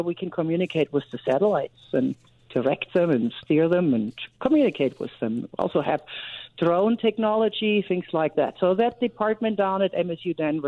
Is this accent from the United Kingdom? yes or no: no; Germany; moved away as an adult; now in United States; I grew up in Germany